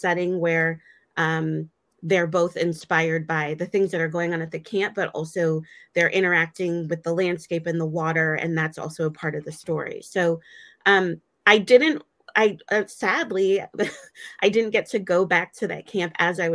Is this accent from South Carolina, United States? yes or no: no; Michigan, United States; moved away; I grew up partially in Michigan